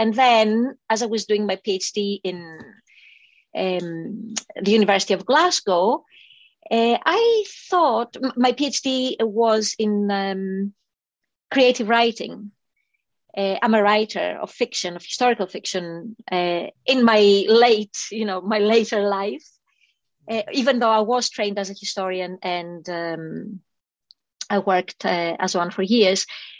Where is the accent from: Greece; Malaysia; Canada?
Greece; moved away; I knew her from school in Greece. I grew up in Greece